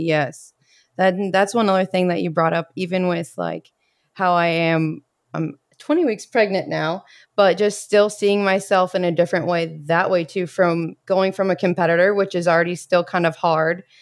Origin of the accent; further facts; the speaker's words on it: Bloomington, Indiana, United States; moved away as an adult; I am from Bloomington, Indiana